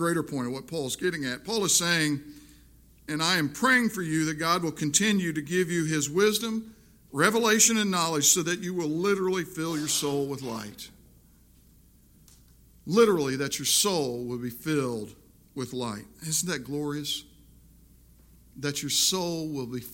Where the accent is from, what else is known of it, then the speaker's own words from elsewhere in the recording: Missouri, United States; also born or lived in South Jersey; I'm from Missouri